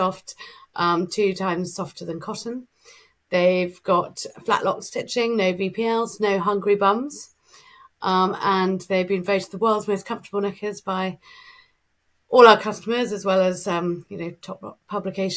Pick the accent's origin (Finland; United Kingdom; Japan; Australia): United Kingdom; England; we're English